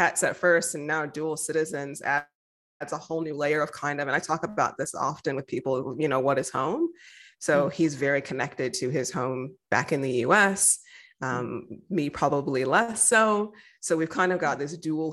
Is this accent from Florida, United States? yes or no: no; Denver, Colorado, United States; moved away as an adult; also born or lived in Michigan; now in Victoria, Australia; I grew up in the States, in Colorado. So nice. I went to Denver Public Schools, happy graduate from there.